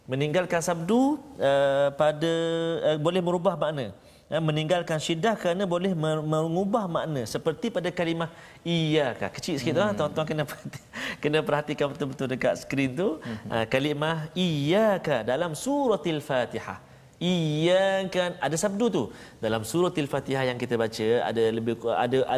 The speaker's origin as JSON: {"language": "Malay", "region": "Perak", "country": "Malaysia", "said": "sadah tu kalau tidak kalau saya orang Perak cakap"}